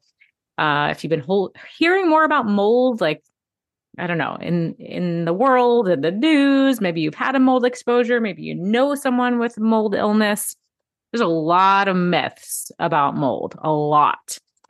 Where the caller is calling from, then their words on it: New York City, New York, United States; I am tuning in from New York City today